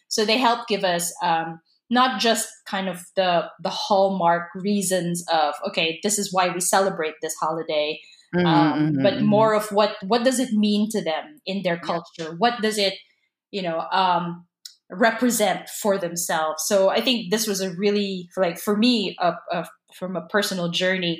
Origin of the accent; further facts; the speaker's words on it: Philippines; I'm Filipino